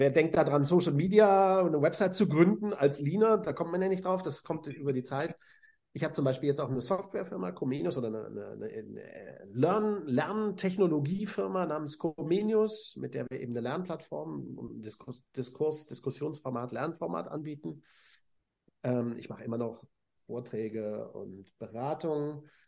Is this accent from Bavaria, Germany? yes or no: no; Hannover, Lower Saxony, Germany; also ich habe in Hannover studiert, auch meiner Geburtsstadt und Heimatstadt.